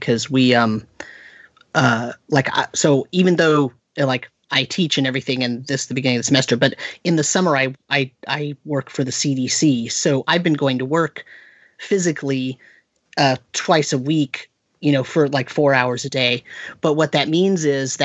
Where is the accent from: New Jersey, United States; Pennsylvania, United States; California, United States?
California, United States; also born or lived in upstate New York; now in Hudson Valley, New York, United States; when I grew up in California